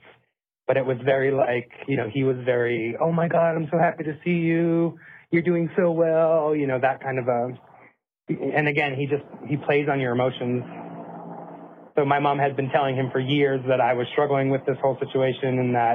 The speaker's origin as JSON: {"language": "English", "region": "New Hampshire", "country": "United States", "tie": "born or raised there", "said": "I grew up in small town, New Hampshire"}